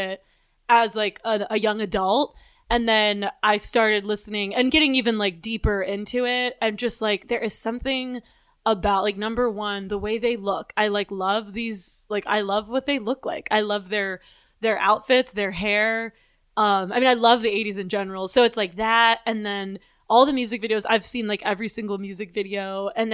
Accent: Pittsburgh, Pennsylvania, United States; moved away; I'm from Pittsburgh

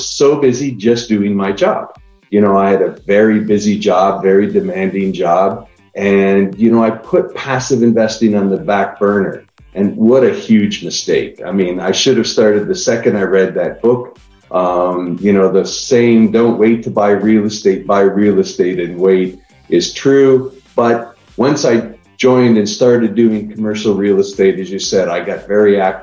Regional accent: Niagara Falls, Ontario, Canada; now in Austin, United States; I live in Austin, Texas right now. I'm originally from Niagara Falls, Canada.

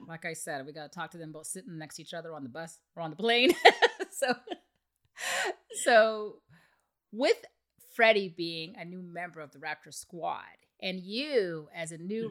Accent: Canada; I'm Canadian

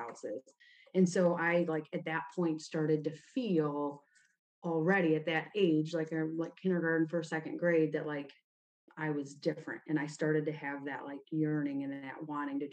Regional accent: Toledo, Ohio, United States; also born or lived in Oregon, Ohio; I was born in Toledo, Ohio. Actually, I was born in Oregon, but Toledo's where I grew up

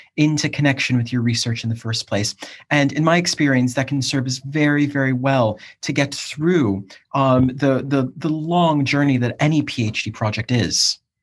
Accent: Cleveland, Ohio, United States; also born or lived in South East England; now in United Kingdom; I'm from Cleveland, Ohio originally

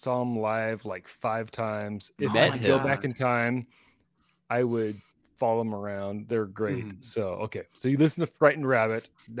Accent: Washington, United States; I grew up in Washington

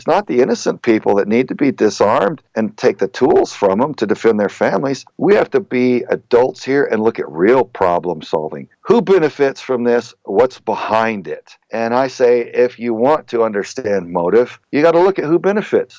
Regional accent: Southern Texas, United States; I grew up in Southern Texas

